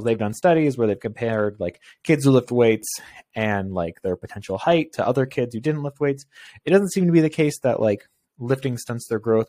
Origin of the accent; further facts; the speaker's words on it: Canada; I'm Canadian and it gets cold here.